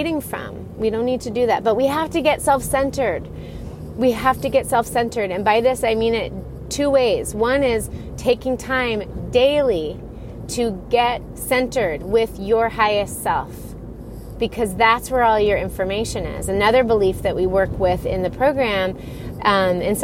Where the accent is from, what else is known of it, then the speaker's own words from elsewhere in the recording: Florida, United States; moved away; I grew up in Florida